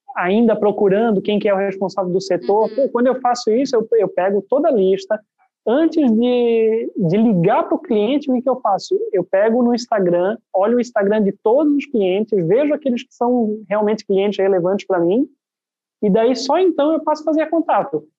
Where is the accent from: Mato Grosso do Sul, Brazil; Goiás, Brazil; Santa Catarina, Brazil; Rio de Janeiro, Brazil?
Santa Catarina, Brazil; Itajaí; eu sou, eu sou aqui da cidade de Itajaí